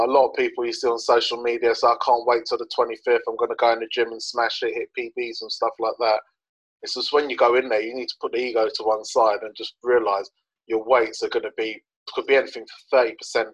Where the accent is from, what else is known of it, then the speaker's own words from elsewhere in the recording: London, United Kingdom; moved away as an adult; I'm originally from West London. I lived on the White City Estate pretty much from when I was born up to when I was about 21 years old.